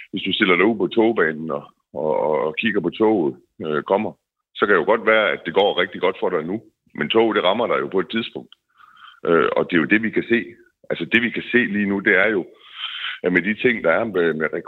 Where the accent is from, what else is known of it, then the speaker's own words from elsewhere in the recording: Denmark; vi skal kunne forvente som danskere på alle områder.